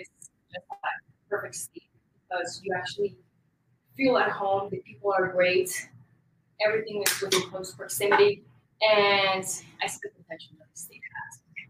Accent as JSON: {"language": "English", "country": "Colombia", "moved": "yes", "lives_now": "United States", "said": "I'm from Colombia, made in the USA."}